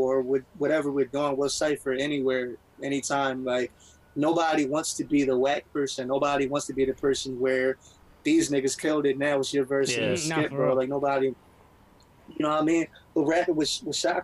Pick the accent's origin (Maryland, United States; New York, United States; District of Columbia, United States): Maryland, United States; Baltimore; I'm from Baltimore